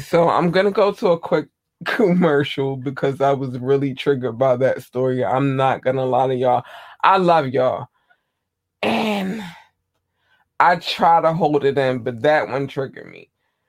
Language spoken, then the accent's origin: English; Baltimore, Maryland, United States; I'm from Baltimore. I'm from Baltimore, Maryland. That's where I am. The United States, Baltimore, Maryland.